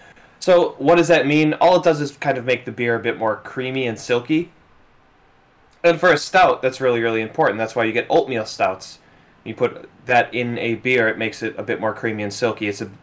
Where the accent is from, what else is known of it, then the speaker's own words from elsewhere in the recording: Wisconsin, United States; …, …, we're both from Wisconsin.